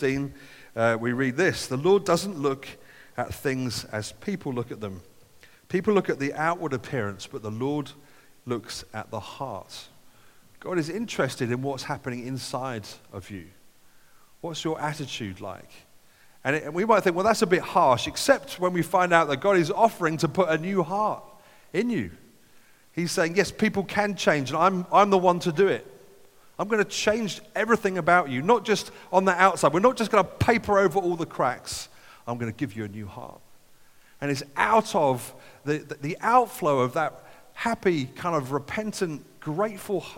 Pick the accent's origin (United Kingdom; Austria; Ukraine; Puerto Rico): United Kingdom; as British people